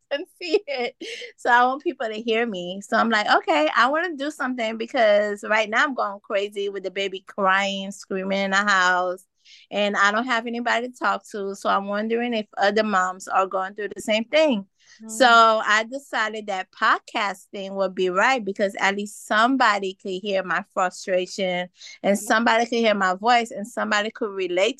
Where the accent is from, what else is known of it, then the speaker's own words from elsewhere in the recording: Miami, Florida, United States; also born or lived in Haiti / Orlando; now in Jacksonville, United States; originally I was born in Haiti, but I grew up in Miami and Orlando.